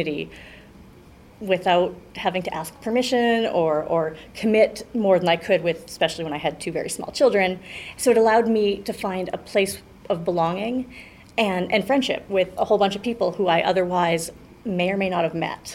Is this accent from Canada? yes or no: yes; Calgary, Alberta, Canada; also born or lived in Haysboro; I grew up in Hillhurst